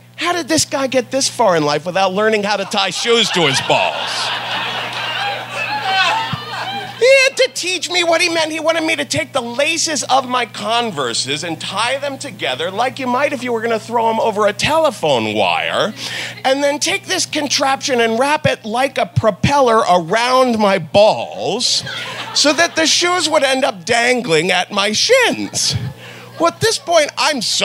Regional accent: Ohio, United States; moved away; also born or lived in New York; I'm from Ohio

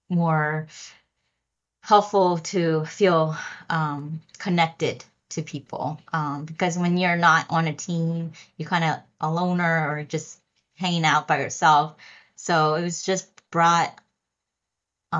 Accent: Lancaster, Pennsylvania, United States; now in New York City, United States; I grew up in Pennsylvania in Lancaster.

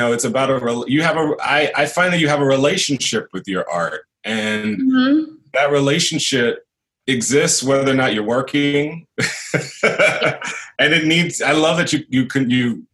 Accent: Houston, Texas, United States; I'm from Houston

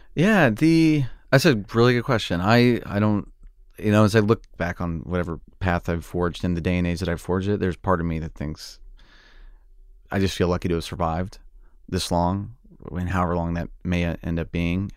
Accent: Oklahoma, United States; moved away; I wanted to be a tornado chaser growing up in Oklahoma

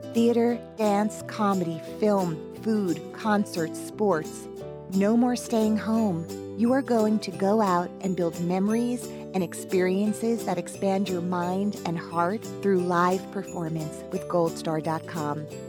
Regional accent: New Jersey, United States; I was born in New Jersey.

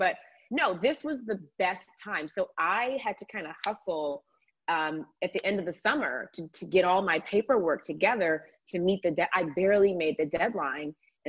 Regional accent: Georgia, United States; in the state of, I'm from Georgia, in the state of Georgia.

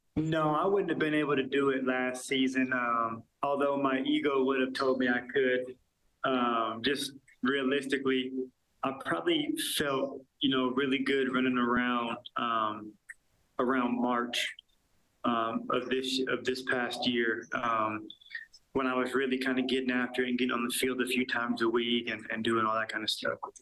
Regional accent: Seattle, Washington, United States; moved away as an adult; now in Edmonton, Canada; I was born and raised in Seattle

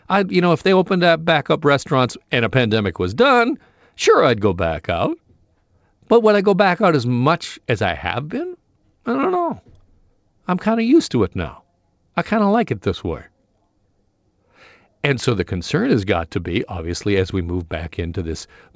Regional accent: Burlington, Ontario, Canada; he's from Etobicoke, I'm from Burlington, tomato, tomato, I guess.

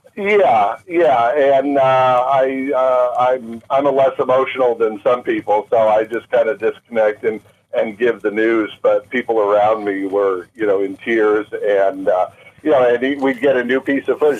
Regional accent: Maui, Hawaii, United States; moved away; Maui uh, uh was my first home. We moved here as kids, and uh, aside from being a beautiful island, it's my hometown

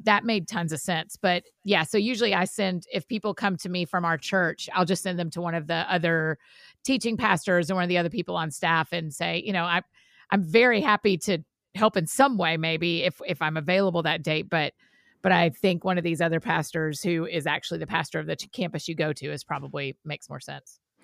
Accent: Georgia, United States; we're all from Georgia

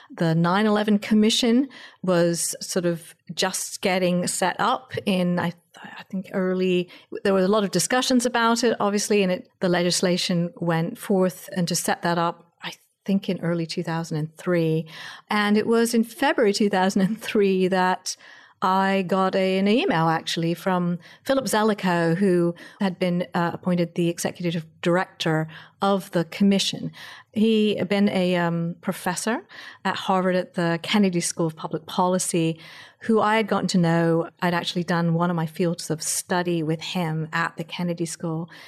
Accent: England, United Kingdom; now in United States; I'm an American, but I actually grew up in England

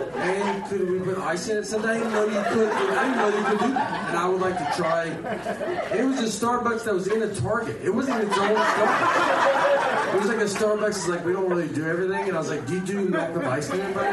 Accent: Nashville, Tennessee, United States; I moved back to Nashville. I'm from Nashville

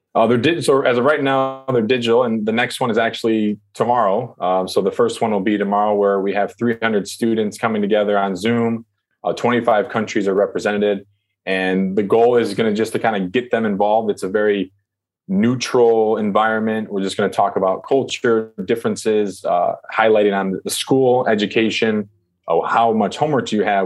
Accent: United States; also born or lived in China; I'm American.

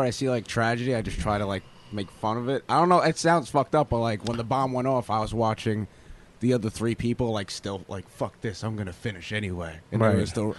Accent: New York City, New York, United States; I'm from Staten Island

